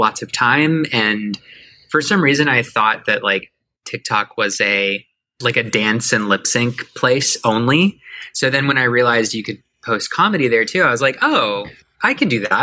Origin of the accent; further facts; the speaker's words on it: Miami, Florida, United States; moved away as an adult; now in Atlanta, United States; I grew up in Miami, which is where I started everything